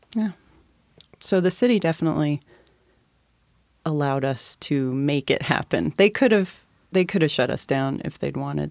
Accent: University Place, Washington, United States; I grew up in University Place

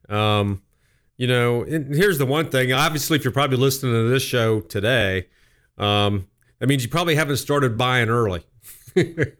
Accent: West Jefferson, Ohio, United States; now in Columbus, United States; I grew up in West Jefferson

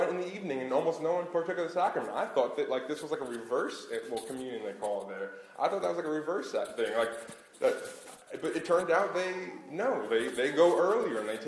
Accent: Long Island, New York, United States; growing up on Long Island

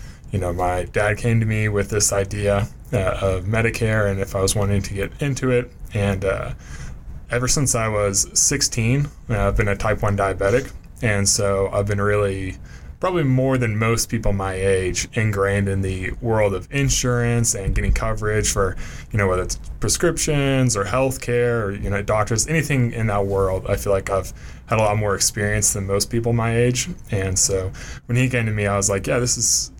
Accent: Knoxville, Tennessee, United States; I've born and raised in Knoxville, Tennessee

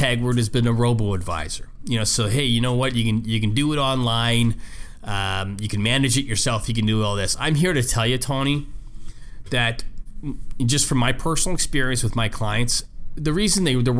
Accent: Canada; moved away; I'm from Canada originally

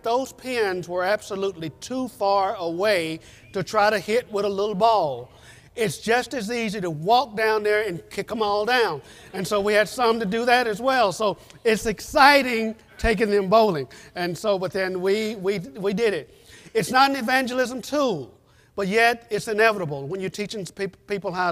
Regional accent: United States; moved away as an adult; now in Guatemala; we're from the States

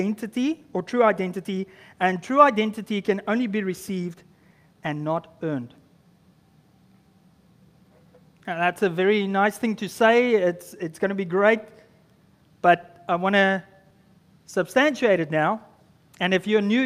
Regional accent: South Africa; moved away as an adult; now in Canada; I just arrived in Canada as a South African

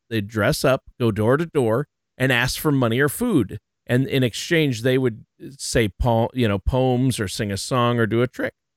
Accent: Minneapolis, Minnesota, United States; my home state and home area, Minneapolis, Minnesota

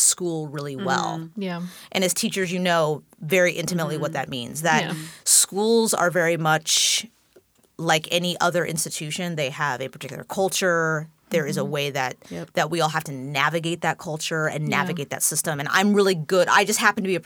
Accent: Tacoma, Washington, United States; also born or lived in Germany / Parkland, Washington; I grew up in South Tacoma

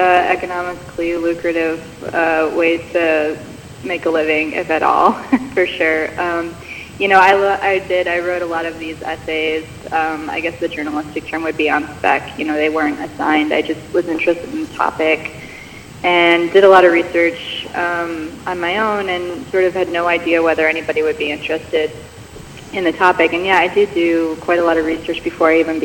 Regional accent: Michigan, United States; moved away as an adult; also born or lived in Chicago / Wisconsin; I grew up mostly in Michigan, was homeschooled up until 10th grade

